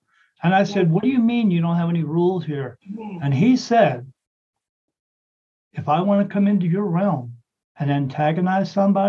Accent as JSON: {"language": "English", "country": "Ireland", "said": "I said, yes, I'm Irish."}